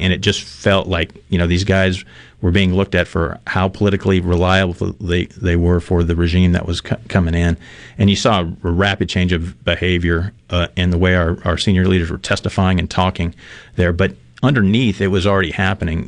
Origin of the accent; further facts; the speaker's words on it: Mississippi, United States; also born or lived in Red Bay, Alabama; I was born here in Miss- Mississippi. I say that I was born in Red Bay, in Alabama, Red Bay, Alabama, but everybody in that part of Mississippi was born at Red Bay because that was the nearest hospital.